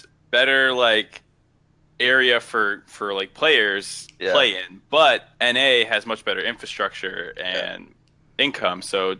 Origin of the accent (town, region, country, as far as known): Gothenburg, Västra Götaland, Sweden